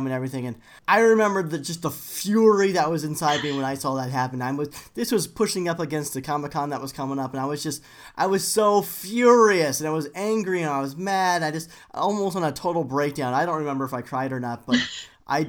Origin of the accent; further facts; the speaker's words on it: United States; accent: American; my boring American accent